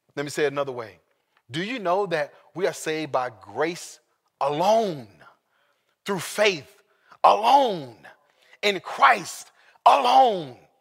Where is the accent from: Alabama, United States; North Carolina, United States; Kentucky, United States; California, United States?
California, United States; Sacramento; I was born in Sacramento, California